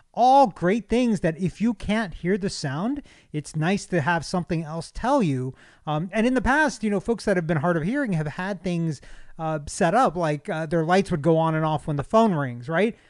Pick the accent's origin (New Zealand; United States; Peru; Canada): United States; as an American, a, as, as a citizen of this country